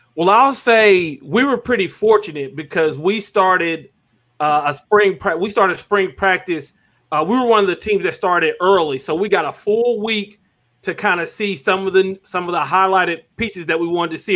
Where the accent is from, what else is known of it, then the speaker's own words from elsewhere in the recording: Arkansas, United States; I grew up in Arkansas